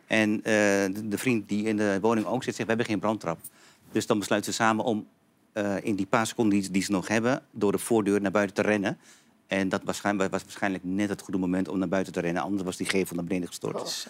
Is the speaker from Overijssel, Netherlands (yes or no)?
yes; Hengelo, Overijssel, Netherlands; also born or lived in Antakya, Turkey; ik kom uit Twente